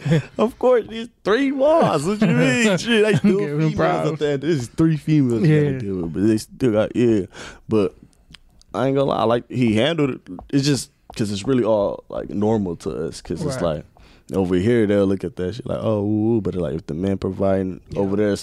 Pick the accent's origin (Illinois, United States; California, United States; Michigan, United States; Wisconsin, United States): Wisconsin, United States; Milwaukee; also born or lived in Kenya; I was born in Kenya, Africa. Oh, yeah. And I was raised in Milwaukee, Wisconsin.